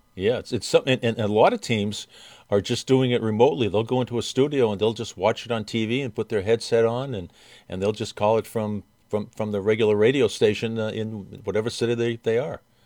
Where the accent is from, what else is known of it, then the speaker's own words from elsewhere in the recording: Boston, Massachusetts, United States; I'm from Boston